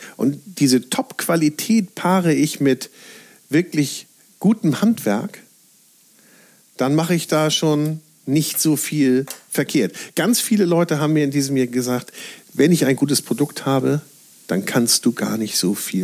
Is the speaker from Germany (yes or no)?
yes; Northern Germany, Germany; als Norddeutscher